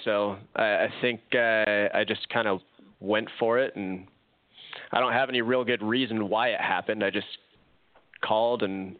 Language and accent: English; Long Beach, California, United States; moved away as an adult; also born or lived in Orange County, California / Arizona; now in Springfield, United States; I grew up in Long Beach, so Southern California. Lived in Orange County for a while. Worked out of Irvine, right next to the John Wayne Airport.